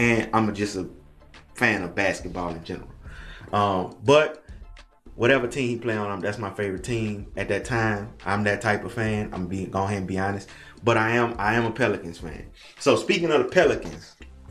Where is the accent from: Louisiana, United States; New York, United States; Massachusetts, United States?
Louisiana, United States; Baton Rouge; I'm from Baton Rouge and I'm from Louisiana.